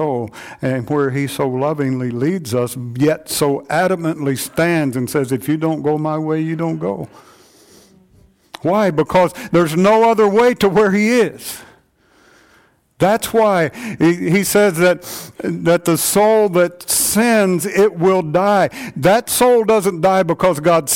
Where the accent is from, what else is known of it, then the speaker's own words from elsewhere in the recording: United States; us as American Christians